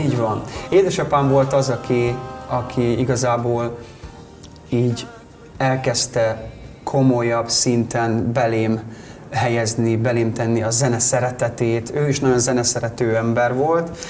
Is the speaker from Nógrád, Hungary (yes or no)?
yes; Karancslapujtő, Nógrád, Hungary; also born or lived in Budapest; now in Salgótarján, Hungary; ahol én felnőttem, Karancslapújtőn a faluba